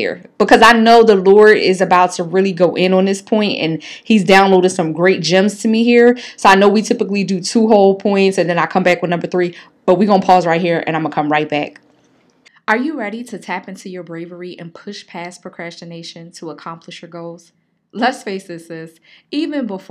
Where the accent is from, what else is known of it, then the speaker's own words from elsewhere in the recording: Philadelphia, Pennsylvania, United States; me growing up in North Philly